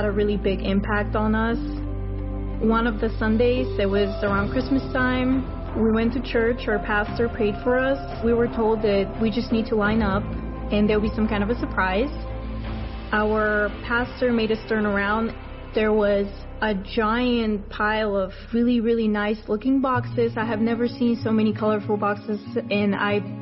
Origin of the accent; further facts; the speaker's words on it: Bulgaria; born and raised in Bulgaria. Living in my country was really difficult.